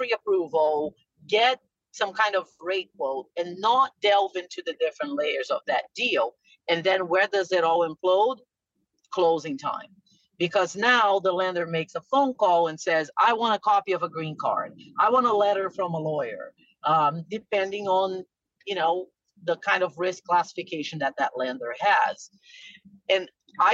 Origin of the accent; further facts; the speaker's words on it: Brazil; now in United States; I'm from Brazil